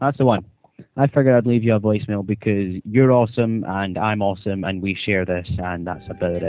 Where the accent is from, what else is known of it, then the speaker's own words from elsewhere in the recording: Scotland, United Kingdom; I'm Scottish